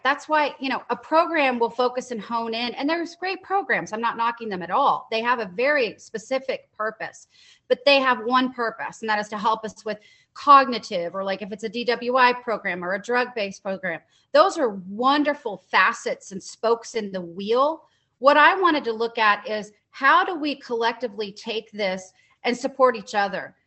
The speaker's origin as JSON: {"language": "English", "town": "Dallas", "region": "Texas", "country": "United States", "tie": "born or raised there", "said": "I'm from Dallas, Texas, born and raised"}